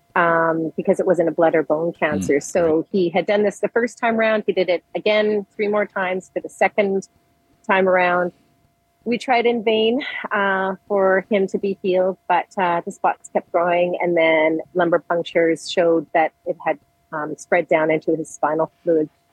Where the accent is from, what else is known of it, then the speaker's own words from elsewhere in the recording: Edmonton, Alberta, Canada; now in Calgary, Canada; I was born and raised in Edmonton